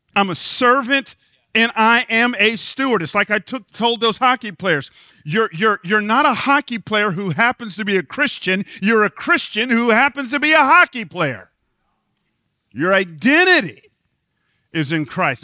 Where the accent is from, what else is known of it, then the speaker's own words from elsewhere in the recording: Atlanta, Georgia, United States; moved away; I grew up in Atlanta